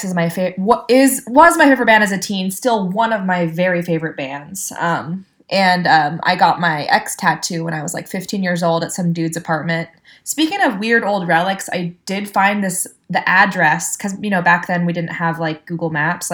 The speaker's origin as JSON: {"language": "English", "town": "Atascadero", "region": "California", "country": "United States", "tie": "born or raised there", "also_born_or_lived": "Hermosa Beach, California", "said": "I grew up in Hermosa Beach, and then when I was 9, moved to rural Atascadero, which is on the Central Coast, kind of near where I live now"}